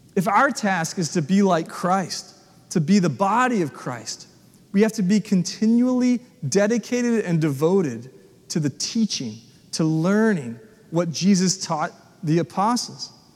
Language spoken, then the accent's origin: English; United States; the country church I grew up at in South Williamson County as a young kid.